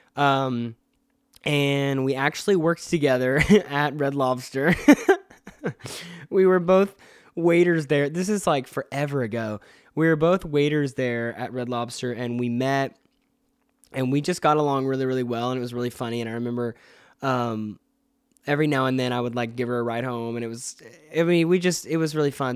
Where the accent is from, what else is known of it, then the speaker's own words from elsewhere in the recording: Atlanta, Georgia, United States; I live in Atlanta and I'm from Atlanta